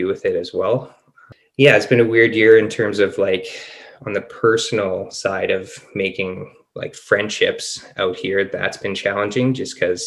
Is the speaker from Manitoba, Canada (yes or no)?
yes; Winnipeg, Manitoba, Canada; moved away as an adult; now in Penticton, Canada; We're both born and raised in Winnipeg, and we moved to Penticton, British Columbia